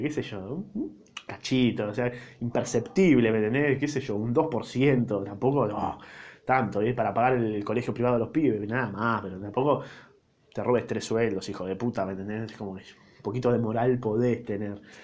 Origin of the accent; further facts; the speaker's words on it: Argentina; Como argentino